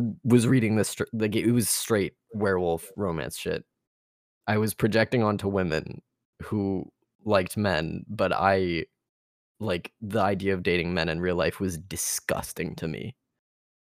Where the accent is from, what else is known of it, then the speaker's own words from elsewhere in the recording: Texas, United States; I'm Texan. I grew up in Texas.